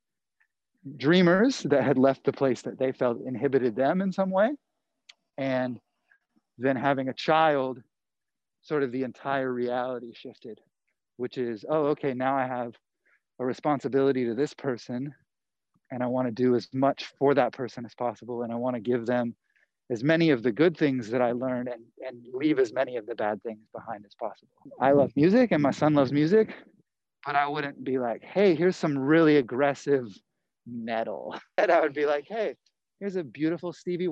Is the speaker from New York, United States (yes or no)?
no; North Carolina, United States; moved away as an adult; now in Los Angeles, United States; I grew up in the South